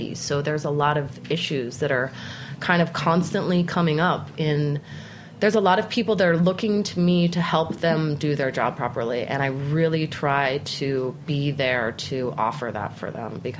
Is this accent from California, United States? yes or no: no; Salt Lake City, Utah, United States; moved away as an adult; now in New York City, United States; growing up in Salt Lake City.